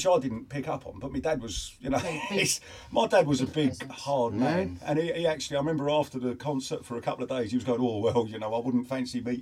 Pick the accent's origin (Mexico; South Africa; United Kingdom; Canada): United Kingdom; Enfield, London; I grew up in a place, started off in Enfield, and we used to go to Camden Town every Sunday